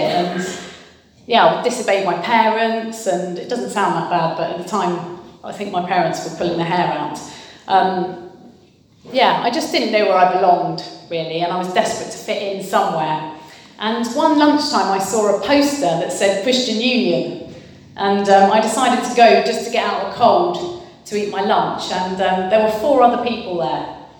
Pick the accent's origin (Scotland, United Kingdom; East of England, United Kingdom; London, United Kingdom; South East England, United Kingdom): South East England, United Kingdom; Byfleet; I was born in Surrey, um, not too far from here, in a place called Byfleet near Woking